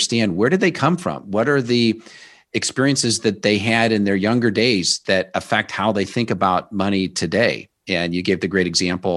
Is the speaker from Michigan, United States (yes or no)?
no; Omaha, Nebraska, United States; I grew up in Omaha, Nebraska